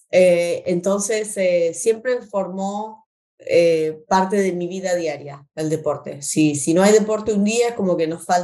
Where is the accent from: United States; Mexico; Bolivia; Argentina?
Argentina; moved away as an adult; Eh, y eh, vinimos de Argentina como estudiantes internacionales. mi esposo como deportista, con beca deportista, él jugó al fútbol, que es lo que mis hijos hacen desde que se acuerda, desde la cuna, como buenos argentinos.